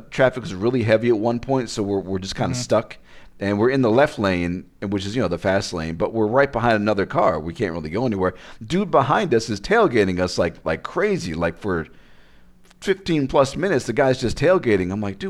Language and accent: English; Las Vegas, Nevada, United States; Hey, I'm from Vegas.